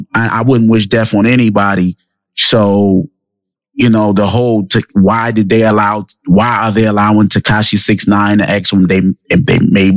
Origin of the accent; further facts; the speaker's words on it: New York City, New York, United States; Yeah, I'm from Brooklyn. Born and raised, right? I wasn't born in Brooklyn, but I was raised.